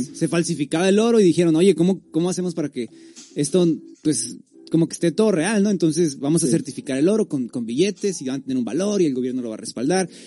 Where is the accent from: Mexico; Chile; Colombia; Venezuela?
Mexico; Tijuana, Baja California; Los demás somos de aquí, de, Tijuana